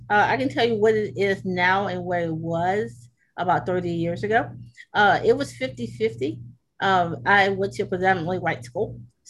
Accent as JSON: {"language": "English", "town": "Savannah", "region": "Georgia", "country": "United States", "moved": "yes", "lives_now": "Alexandria, United States", "said": "I am originally from Savannah. I live in Alexandria, Virginia."}